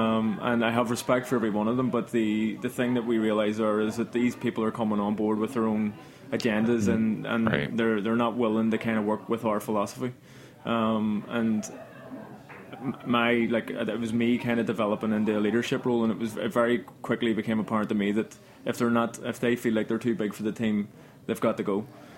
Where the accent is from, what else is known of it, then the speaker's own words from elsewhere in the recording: Belfast, Northern Ireland, United Kingdom; moved away as an adult; Like, when I came over from Belfast in London, I would have heard of all these, like, famous bartenders